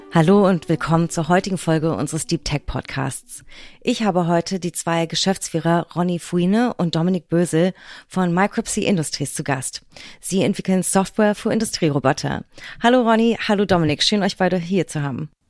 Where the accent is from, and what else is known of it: Berlin, Germany; born or raised there